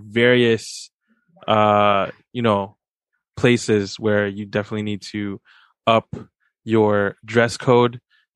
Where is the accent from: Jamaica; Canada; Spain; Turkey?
Canada; we're Canadian